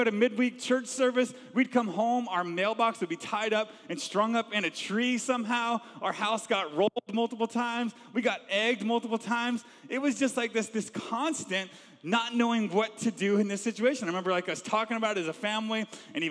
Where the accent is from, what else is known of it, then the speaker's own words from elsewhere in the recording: Georgia, United States; also born or lived in Long Island, New York; I was born in Long Island, New York, and we moved when I was a young age to Georgia